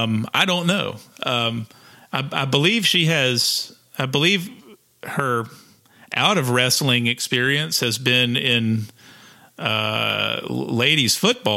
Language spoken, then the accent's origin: English; South Carolina, United States; we're from South Carolina.